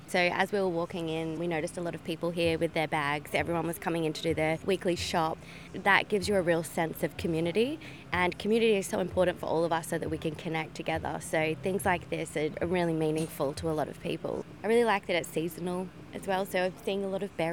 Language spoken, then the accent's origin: English; Sydney, New South Wales, Australia; I'm up from Sydney.